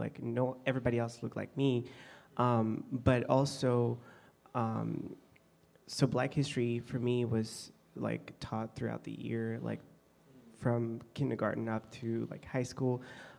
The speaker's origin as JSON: {"language": "English", "town": "Bujumbura", "country": "Burundi", "tie": "born or raised there", "moved": "yes", "said": "I was born and raised in Bujumbura, which is the capital city of Burundi, a tiny country in East Africa."}